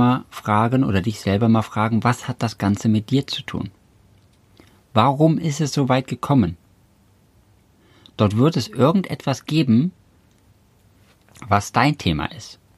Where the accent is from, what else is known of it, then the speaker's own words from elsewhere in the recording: Cologne, North Rhine-Westphalia, Germany; weil ich äh, langfristig gesehen nach Köln ziehen wollte, weil ich gebürtig aus Köln komme und deswegen immer wieder zurück nach Hause wollte sozusagen